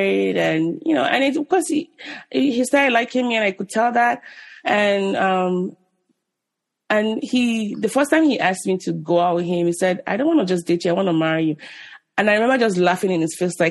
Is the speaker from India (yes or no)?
no; Nigeria; as a Nigerian, or even an African